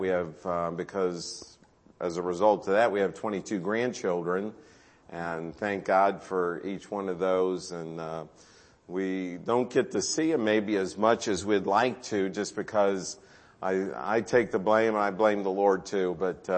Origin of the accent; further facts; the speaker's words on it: Carrollton, Ohio, United States; We're from the Carrollton area, so not too far from you